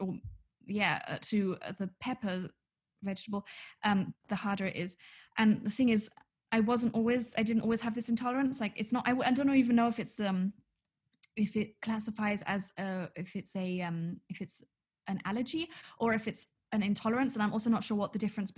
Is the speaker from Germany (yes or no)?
yes; Munich, Bavaria, Germany; we grew up in Munich